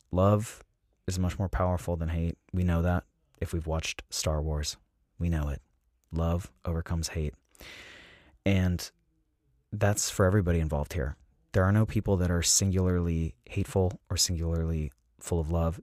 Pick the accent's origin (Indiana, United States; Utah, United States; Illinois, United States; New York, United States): Utah, United States; Salt Lake City; moved away; also born or lived in San Diego; I grew up in Salt Lake City, Utah